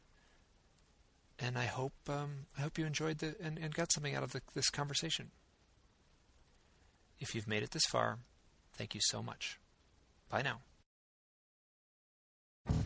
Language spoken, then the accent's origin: English; Midwest, United States; I'm from the Midwest